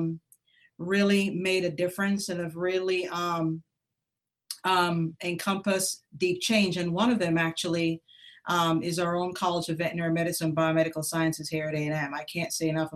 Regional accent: Jamaica; also born or lived in Columbus, Ohio; now in Texas, United States; So I'm Jamaican American. I grew up in Jamaica, emigrated to the United States in 1980

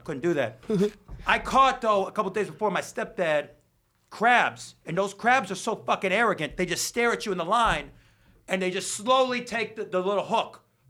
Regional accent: Queens, New York, United States; Yeah, and we're all from Queens.

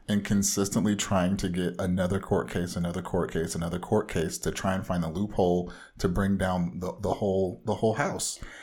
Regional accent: Orange County, Southern California, United States

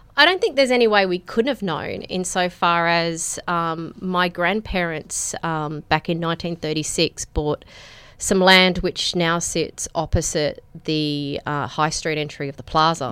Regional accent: Penrith, New South Wales, Australia; also born or lived in Breakfast Point; I was born in the P N Hospital, um, which is, I guess, about as local as you can get

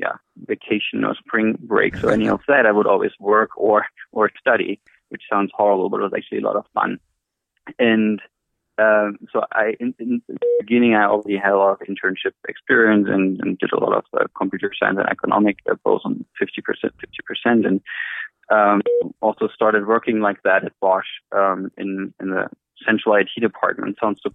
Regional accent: Berlin, Germany; moved away as an adult; also born or lived in Stuttgart, Germany; now in United States; So I'm German. So I was born in Berlin and I studied in Stuttgart.

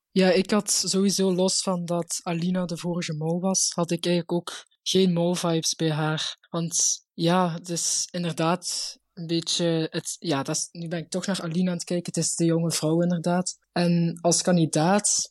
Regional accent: Limburg, Flanders, Belgium; ik kom uit Limburg, dus daar zijn we allemaal heel traag

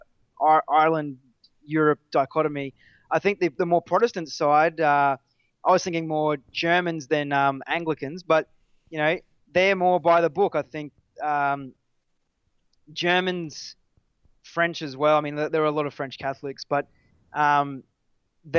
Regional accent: Australia

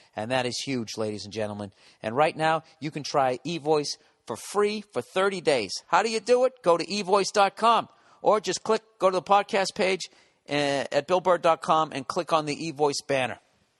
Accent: Wales, United Kingdom; because I'm from Wales, he suggested that I have sexual intercourse with sheep

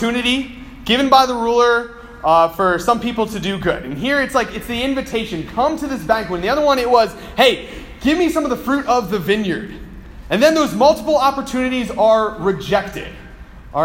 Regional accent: United States; I'm an American

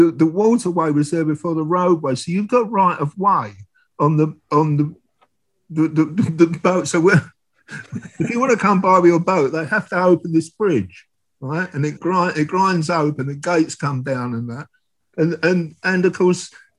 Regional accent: Canvey Island, East of England, United Kingdom; also born or lived in Southend; I grew up on Canvey Island

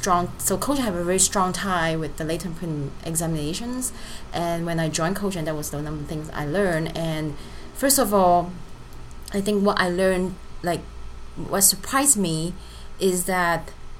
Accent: Hong Kong; born there; English is a second language; also born or lived in France; Yes, I was born in Hong Kong.

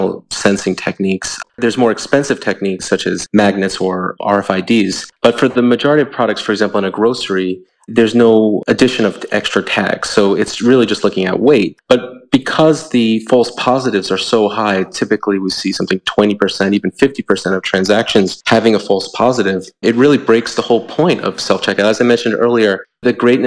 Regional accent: New York, United States; I hail from New York

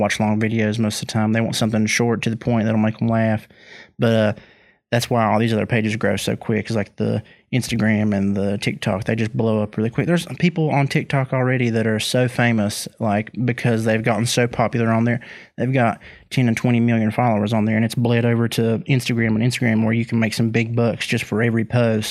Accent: West Virginia, United States; people that are from my home state

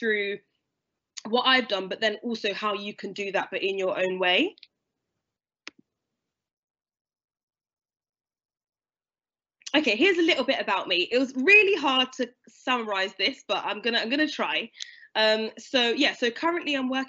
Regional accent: London, United Kingdom; moved away as an adult; I'm from London originally. So I went to school in London. I grew up there till I was 18

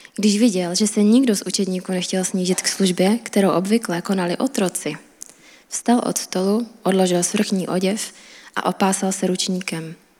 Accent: Czechia; A já jsem Češka

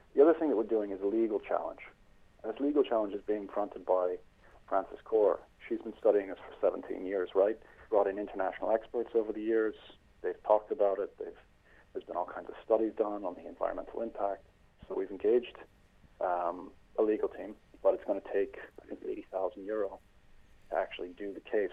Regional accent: United States; also born or lived in Sandymount, Dublin, Ireland; now in Dublin, Ireland; I am an American living here in Sandy Mount.

